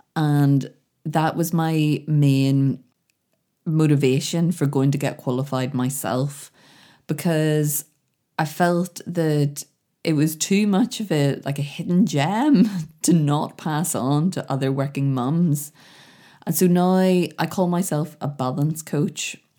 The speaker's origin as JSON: {"language": "English", "town": "Belfast", "region": "Northern Ireland", "country": "United Kingdom", "said": "I'm from Belfast"}